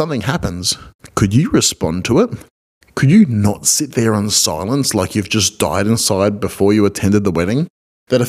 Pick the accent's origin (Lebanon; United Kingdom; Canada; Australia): Australia; I'm an Australian marriage celebrant